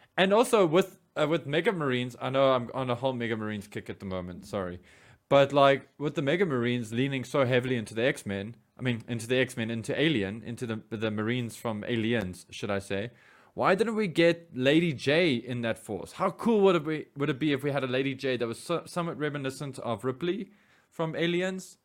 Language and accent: English; South Africa; we as South African